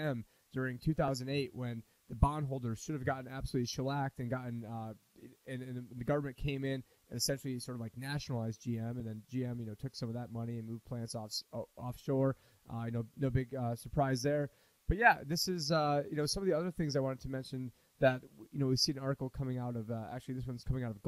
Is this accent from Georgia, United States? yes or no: no; Syracuse, New York, United States; I'm from Syracuse, New York, which is actually the snow capital of the country for any city over 100,000 people.